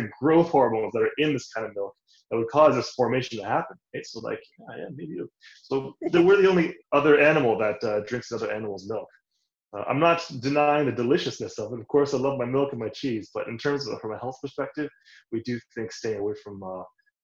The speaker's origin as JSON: {"language": "English", "town": "Toronto", "region": "Ontario", "country": "Canada", "tie": "born or raised there", "said": "I grew up in Canada, Toronto, born and raised"}